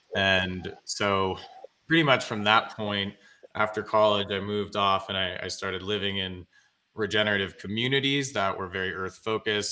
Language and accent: English; Greenwich, Connecticut, United States; I grew up in Greenwich, Connecticut.